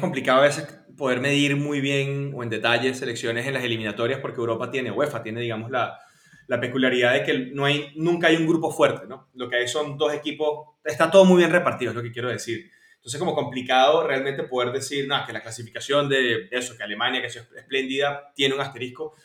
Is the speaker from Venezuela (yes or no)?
yes; Venezuela; como venezolano